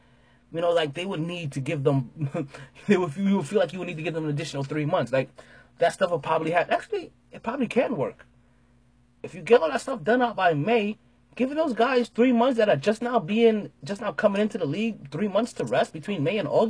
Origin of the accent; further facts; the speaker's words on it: New York, United States; as a New Yorker, wholeheartedly as a New Yorker